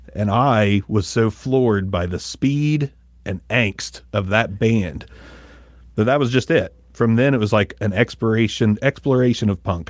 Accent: Ohio, United States; growing up in Ohio

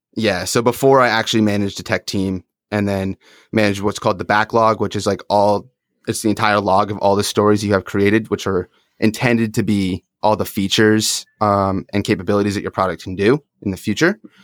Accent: upstate New York, United States; now in Phoenix, United States; I grew up in upstate, though, so not in the city.

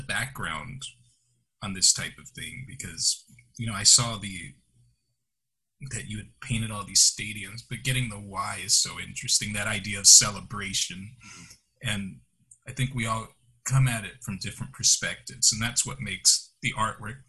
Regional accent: Chicago, Illinois, United States; I was born in Chicago

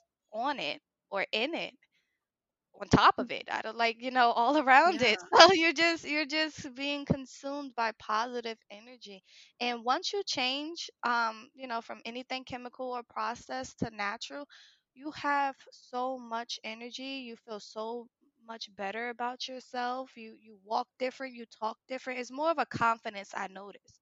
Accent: Newark, New Jersey, United States; I come from Newark, New Jersey

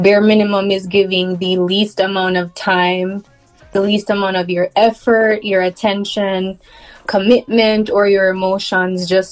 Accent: Jamaica; now in Texas, United States; I'm Jamaican, but currently living in Texas.

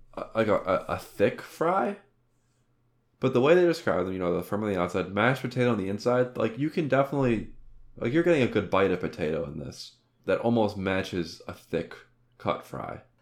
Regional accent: Ohio, United States; we're from Ohio

